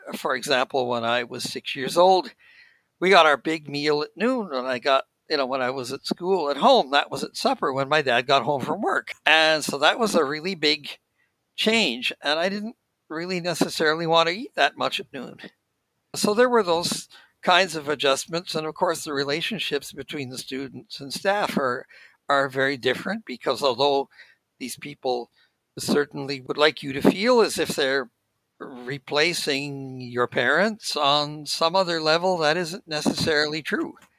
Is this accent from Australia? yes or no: no; Saskatoon, Saskatchewan, Canada; moved away as an adult; also born or lived in Ontario; now in Gatineau, Canada; I was born in Saskatoon, and that's where I would travel from when I was going to the school.